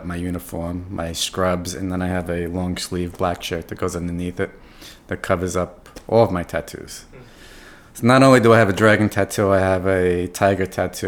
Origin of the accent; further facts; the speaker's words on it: New York City, New York, United States; first language English; also born or lived in Buffalo; I'm from New York. I'm from New York City. I grew up here.